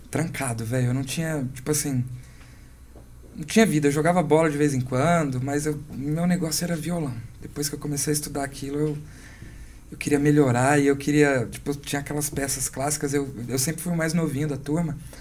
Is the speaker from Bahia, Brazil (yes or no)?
yes; Vitória da Conquista, Bahia, Brazil; moved away as an adult; also born or lived in São Paulo; lá da minha cidade, Vitória da Conquista